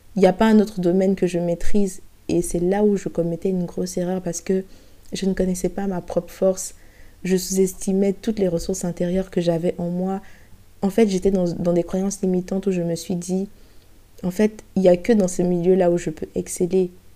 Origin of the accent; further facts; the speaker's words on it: Abidjan, Côte d’Ivoire; moved away as an adult; now in France; ça va faire six ans que j'ai quitté Abidjan pour euh, venir poursuivre mes études supérieures en France